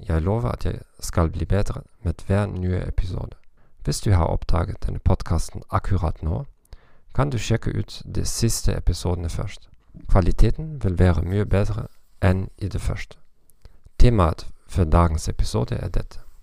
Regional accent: Northern Germany, Germany; accent: North German; Norwegian is a second language; Jeg kommer fra Nord-Tyskland

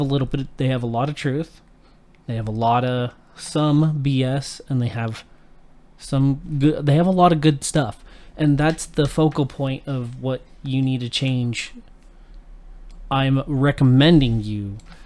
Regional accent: Utah, United States; growing up in Utah, the state is heavily dominated by one religion primarily.

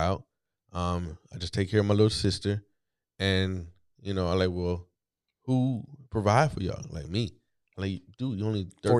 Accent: East Coast, United States; I'm from the East Coast, so analogies come normal.

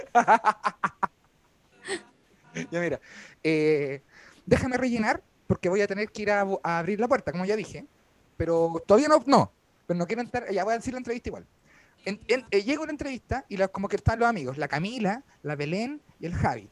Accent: San Bernardo, Santiago Metropolitan Region, Chile; moved away as an adult; now in Ñuñoa, Chile; Básicamente vivo en una embajada de San Bernardo en Ñuñoa. Soy como canciller de San Bernardo, pero en Ñuñoa

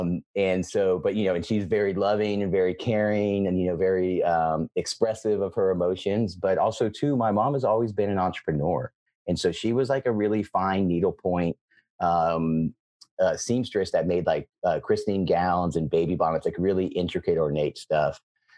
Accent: Georgia, United States; born there; now in Atlanta, United States; So, I was born in the United States. I was born in Georgia, the state of Georgia. I'm currently right now in Atlanta, Georgia.

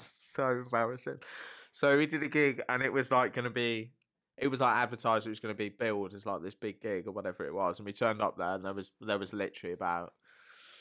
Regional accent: Welsh, Wales, United Kingdom; I am Welsh.

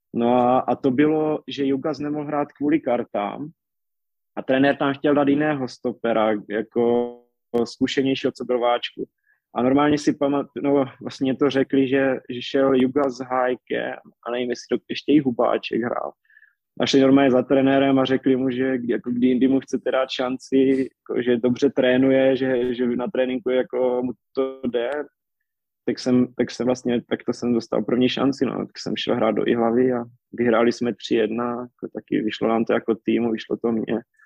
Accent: Czechia; já jsem tam zůstal jako jediný Čech

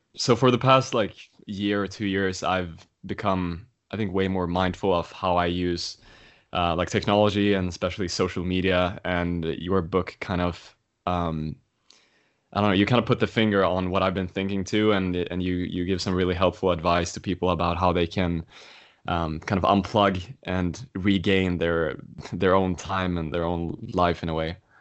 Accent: Sweden; moved away; my home country, Sweden

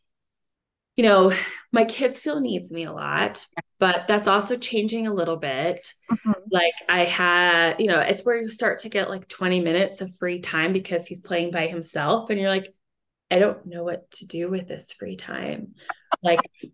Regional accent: Kansas City, Missouri, United States; now in Colorado, United States; I grew up in Kansas City, Missouri, so not really near any mountains

